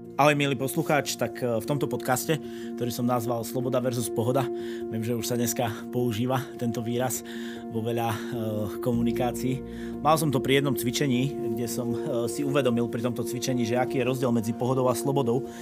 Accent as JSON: {"language": "Slovak", "region": "eastern Slovakia", "country": "Slovakia", "also_born_or_lived": "Bratislava / Prague", "said": "som z Blava východ"}